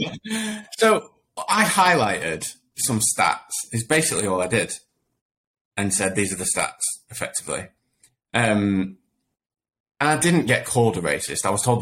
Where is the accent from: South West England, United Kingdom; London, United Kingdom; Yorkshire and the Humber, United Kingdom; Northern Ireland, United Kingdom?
Yorkshire and the Humber, United Kingdom; Sheffield; I grew up in Sheffield, always lived in Sheffield.